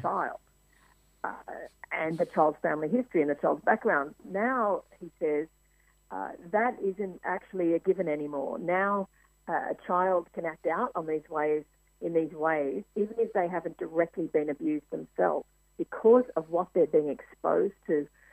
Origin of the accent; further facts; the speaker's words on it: Mildura, Victoria, Australia; moved away as an adult; also born or lived in United States; One of the first stories I did in my hometown was of the opening of the first women's refuge in Mildura